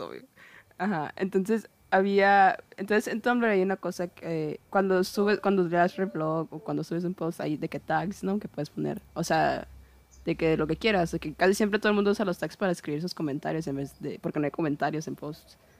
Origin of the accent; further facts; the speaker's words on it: Guaymas, Sonora, Mexico; de Guaymas de mi pueblito